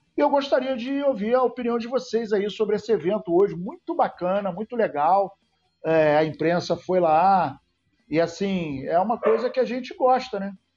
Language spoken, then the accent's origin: Portuguese; Serra Branca, Paraíba, Brazil; da Paraíba de Serra Branca, minha terra querida